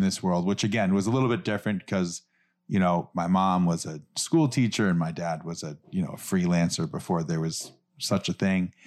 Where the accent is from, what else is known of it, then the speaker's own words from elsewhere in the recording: New York City, New York, United States; I grew up in New York City